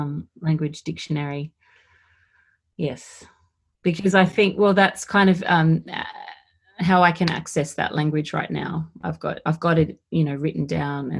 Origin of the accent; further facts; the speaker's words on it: Dharawal country, New South Wales, Australia; I was born on Darwal country and I live here now